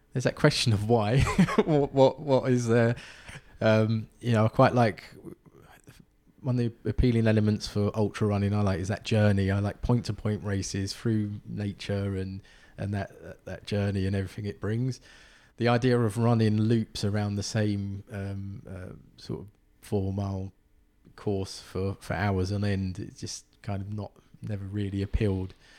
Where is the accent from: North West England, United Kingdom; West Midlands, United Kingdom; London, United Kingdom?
London, United Kingdom; also born or lived in County Durham; growing up in Southeast London